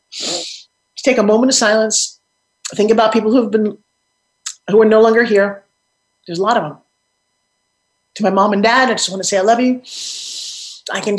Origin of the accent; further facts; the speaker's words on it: Long Island, New York, United States; I'm from Long Island, New York, and I used to go to the South Jersey shore all the time